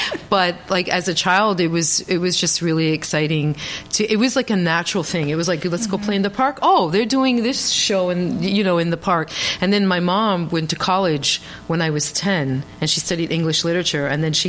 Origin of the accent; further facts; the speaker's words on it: New York, United States; I grew up in Inwood Heights in New York and in Dyckman, and there's a library there, and there were free puppet shows every week.